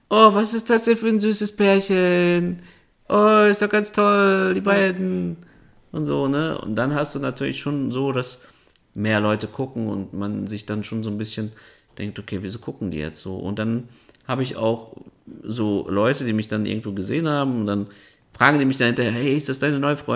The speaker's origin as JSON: {"language": "German", "country": "Kazakhstan", "tie": "born there", "said": "Ja, aber dann bist du Kasache, weil du bist ja in Kasachstan geboren."}